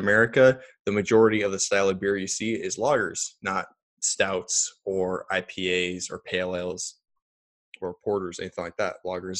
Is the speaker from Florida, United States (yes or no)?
no; Iowa, United States; I'm just from Iowa